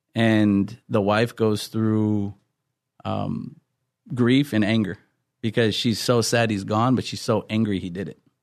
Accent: Wisconsin, United States; moved away as an adult; now in California, United States; I'm originally from Wisconsin, and I ended up in California

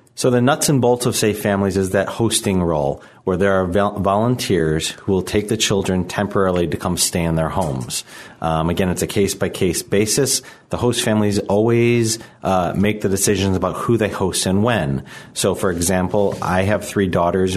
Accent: Chicago, Illinois, United States; I'm from Chicago. I, I grew up here in the city.

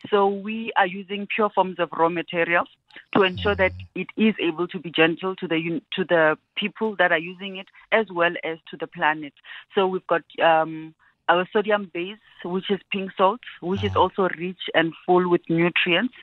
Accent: Venda, Limpopo, South Africa; moved away as an adult; now in Gauteng, South Africa; I'm born and bred in Venda. Came to Gauteng to further my studies

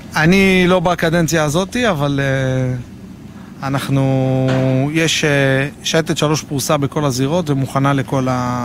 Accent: Jerusalem, Jerusalem District, Israel; moved away as an adult; now in Nir Etzion, Israel; גדלתי בירושלים

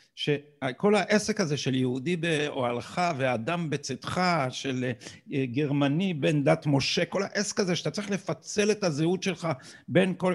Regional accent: Israel; אנחנו שגדלנו פה

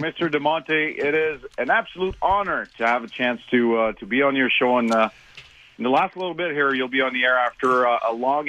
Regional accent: Montreal, Quebec, Canada; I was born and raised in Montreal

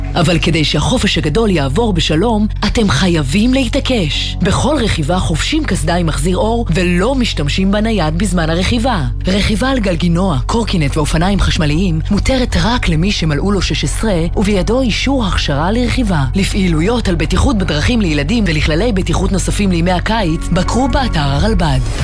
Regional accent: Negev, Southern District, Israel; אני מהנגב

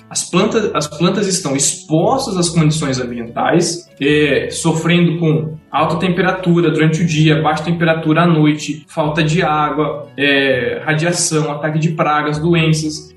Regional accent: Tabatinga, São Paulo, Brazil; moved away as an adult; also born or lived in Jaboticabal; now in Marília, Brazil; sou de Tabatinga, uma pequena cidade no interior de São Paulo

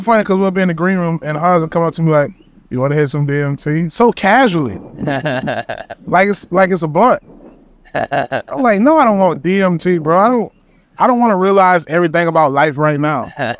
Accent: Georgia, United States; Yeah, bro. I grew up in Georgia.

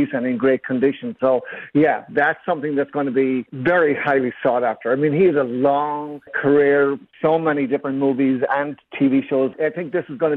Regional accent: Ireland; moved away; growing up in Ireland, James Garner, Rockford Files, we watched it every week

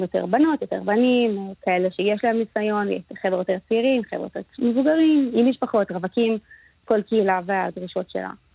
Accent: Israel; moved away as an adult; now in Memphis, United States; אני מישראל

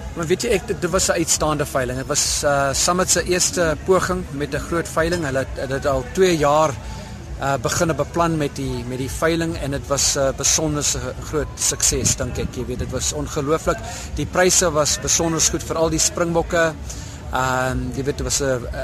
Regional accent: Eastern Cape, South Africa; moved away; ek kom oorspronklik van die Oos-Kaap af

